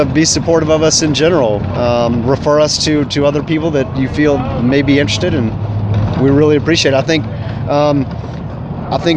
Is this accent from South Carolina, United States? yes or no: yes; Podunk, South Carolina, United States; I grew up in Podunk, South Carolina